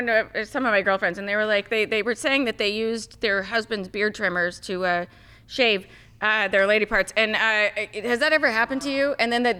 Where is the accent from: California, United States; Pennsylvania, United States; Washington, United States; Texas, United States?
Texas, United States; Contrary to your beliefs, I am very redneck. I am from Texas.